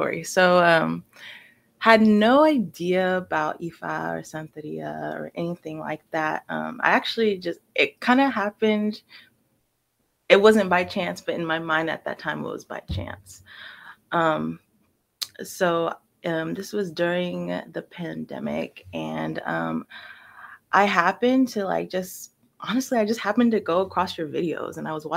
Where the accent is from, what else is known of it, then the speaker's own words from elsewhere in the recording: Sacramento, California, United States; also born or lived in Brooklyn, New York / San Francisco; the area that I grew up in Sacramento is pretty